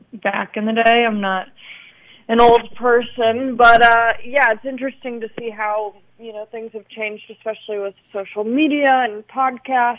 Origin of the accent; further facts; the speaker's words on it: Long Beach, California, United States; also born or lived in Torrance; I grew up in Long Beach